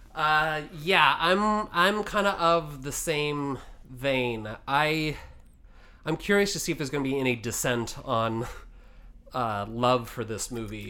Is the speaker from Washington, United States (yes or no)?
yes; Washington, United States; I grew up in Washington